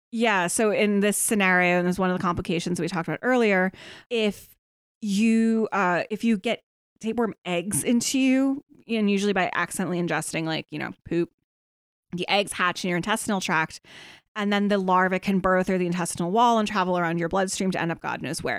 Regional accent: Kutztown, Pennsylvania, United States; now in Pittsburgh, United States; it's bad where I grew up in Kutztown

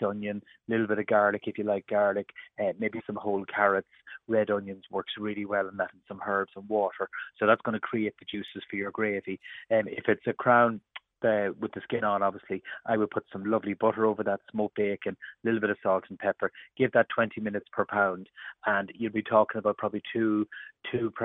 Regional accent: County Cavan, Ireland; we're from Cavan

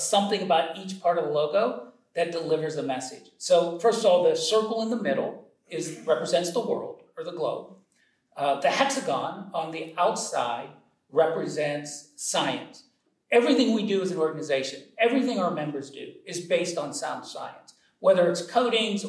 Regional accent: Youngstown, Ohio, United States; I grew up in Northeast Ohio, just outside of Youngstown, Ohio

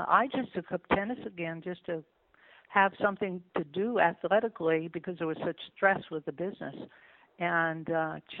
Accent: New Jersey, United States; moved away as an adult; also born or lived in Los Angeles, California; I grew up in New Jersey

